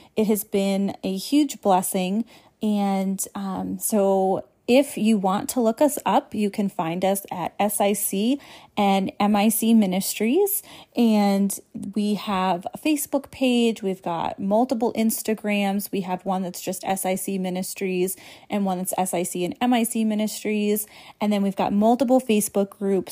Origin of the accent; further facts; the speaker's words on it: New England, United States; I was born and raised in New England